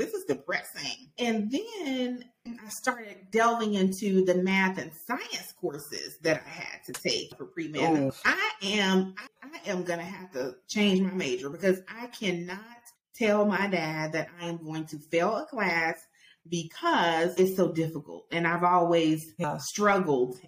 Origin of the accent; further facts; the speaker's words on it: Auburn, Alabama, United States; I'm from Auburn, Alabama